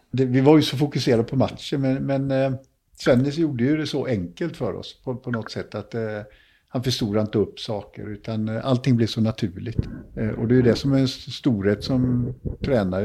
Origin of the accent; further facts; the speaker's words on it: Jonsered, Västra Götaland, Sweden; Vi var några killar från Jonsered